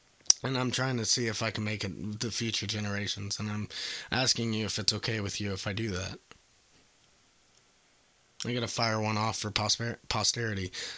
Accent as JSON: {"language": "English", "region": "England", "country": "United Kingdom", "said": "Yes. How could you tell? Could you tell by my accent?"}